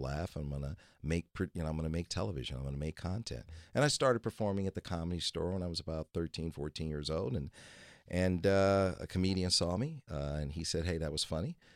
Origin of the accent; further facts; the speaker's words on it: Detroit, Michigan, United States; moved away; I'm originally from Detroit, Michigan, and I was born there in, uh, nineteen sixty-one